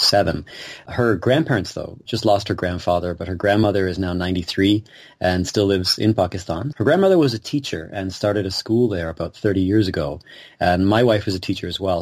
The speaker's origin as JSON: {"language": "English", "town": "Kitchener", "region": "Ontario", "country": "Canada", "tie": "born or raised there", "said": "I grew up here in Kitchener"}